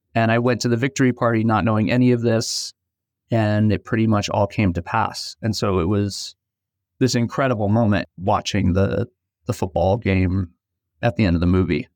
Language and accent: English; New York City, New York, United States; I grew up in Brooklyn, New York